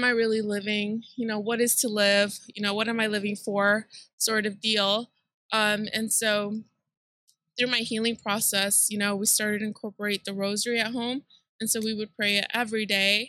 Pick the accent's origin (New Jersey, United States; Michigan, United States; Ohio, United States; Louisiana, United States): Michigan, United States; Detroit; also born or lived in Mexico; I was born in Mexico, and my parents brought me to the United States when I was 2 years old. So, you know, I grew up in Southwest Detroit